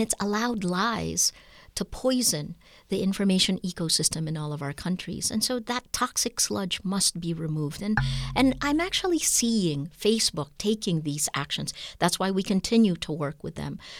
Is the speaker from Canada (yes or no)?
no; Philippines; my rights as a Filipino citizen